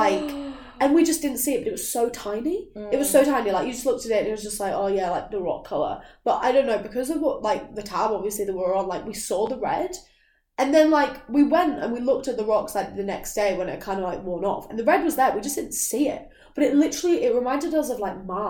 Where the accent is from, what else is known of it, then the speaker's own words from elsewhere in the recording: Lake District, North West England, United Kingdom; moved away; also born or lived in London; I am actually from, like, a very beautiful place in England. Like, I'm from the Lake District